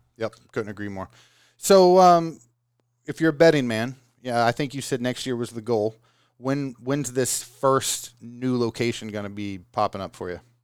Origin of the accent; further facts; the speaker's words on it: Oklahoma, United States; I'm from Oklahoma